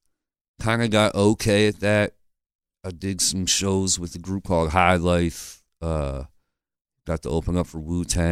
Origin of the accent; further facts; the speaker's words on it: Lancaster, Pennsylvania, United States; I was born here